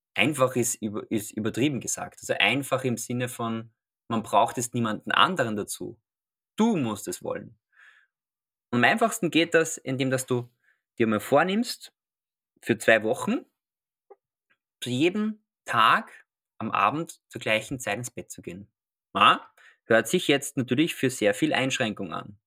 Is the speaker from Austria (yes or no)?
yes; Austria; now in Vienna, Austria; Ich komme aus Österreich. Man hört es vielleicht. Ähm, ursprünglich komme ich aus einer kleinen Stadt namens Sterik. Und jetzt bin ich in Wien.